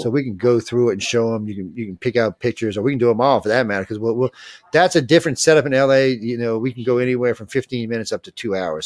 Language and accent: English; New Orleans, Louisiana, United States; also born or lived in Gulf Coast; I'm, was born and raised in New Orleans